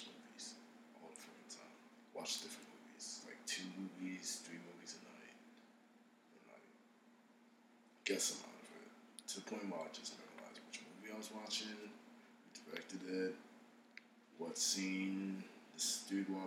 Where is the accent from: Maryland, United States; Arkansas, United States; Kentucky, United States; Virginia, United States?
Maryland, United States; Baltimore; also born or lived in Harford County, Maryland; I was born there. I grew up in Northeast Baltimore. I moved over to Harford County when I was 15